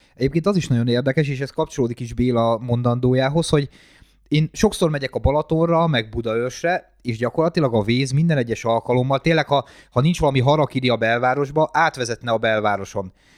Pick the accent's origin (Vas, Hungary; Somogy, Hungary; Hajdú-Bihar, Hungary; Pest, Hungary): Pest, Hungary; Gödöllő; gödöllői vagyok